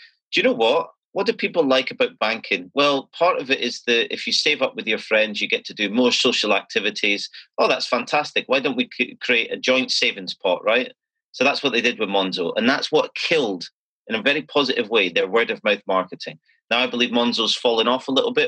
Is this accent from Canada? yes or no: no; Scotland, United Kingdom; as a Scottish person